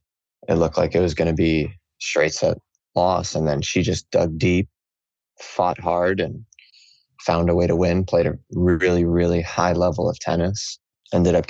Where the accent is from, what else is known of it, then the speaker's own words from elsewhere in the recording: Miami, Florida, United States; my hometown, Miami